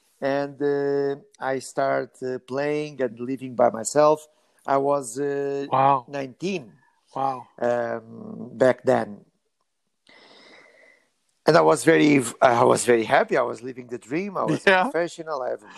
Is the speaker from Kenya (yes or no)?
no; Lisbon, Portugal; moved away; also born or lived in London; I was born in Lisbon.